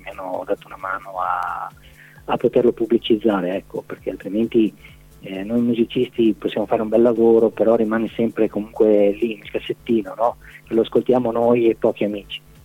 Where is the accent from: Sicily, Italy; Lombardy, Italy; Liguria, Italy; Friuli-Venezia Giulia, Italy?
Friuli-Venezia Giulia, Italy; Maniago; io sono di Maniago